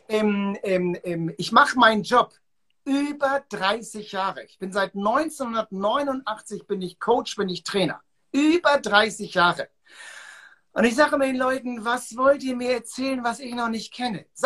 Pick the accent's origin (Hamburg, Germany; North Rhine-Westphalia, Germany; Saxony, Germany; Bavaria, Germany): Hamburg, Germany; Ich bin in Hamburg auf der Reeperbahn groß geworden.